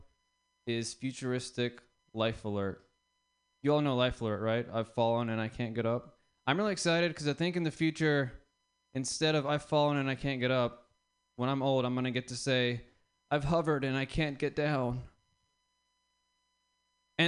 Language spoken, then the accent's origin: English; the South, United States; I'm from the South. I was raised in the South. as a brown man